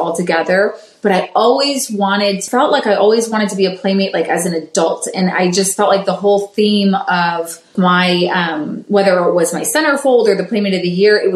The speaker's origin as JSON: {"language": "English", "town": "Cleveland", "region": "Ohio", "country": "United States", "said": "I come from Cleveland"}